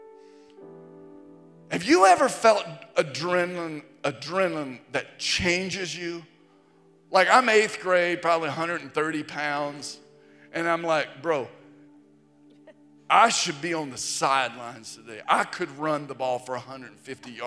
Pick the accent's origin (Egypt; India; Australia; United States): United States; Virginia; I was in eighth grade and middle school, growing up in Virginia. We grew up not far from Virginia Tech